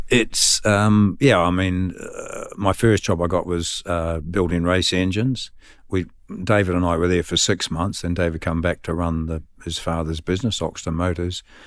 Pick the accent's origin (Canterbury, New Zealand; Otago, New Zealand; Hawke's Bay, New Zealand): Otago, New Zealand; Dunedin; moved away as an adult; now in United Kingdom; Born and bred in Dunedin